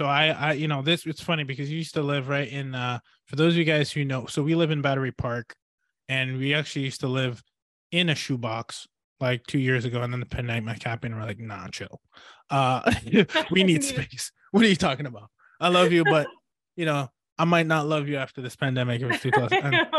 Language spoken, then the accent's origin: English; Ottawa, Ontario, Canada; moved away; also born or lived in Hamilton / Toronto; Cause I did say that before that, like my brother went to UBC, and that's because we actually grew up in Ottawa. Well, Hamilton, Toronto, Ottawa. Then I left Ottawa, went to Boston.